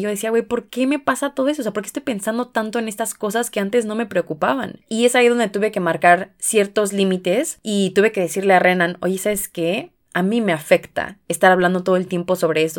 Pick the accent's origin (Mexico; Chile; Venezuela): Mexico; Tenemos cultura colectiva como mexicanos